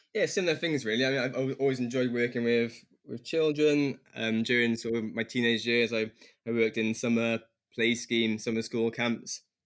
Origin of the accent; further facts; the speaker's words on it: Newport, Wales, United Kingdom; also born or lived in London; I'm from Newport area of Wales and returned back to Wales after um, med school